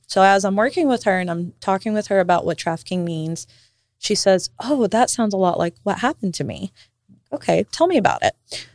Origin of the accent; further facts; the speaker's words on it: Johnson City, Tennessee, United States; also born or lived in Sao Paulo, Brazil; I grew up in Gray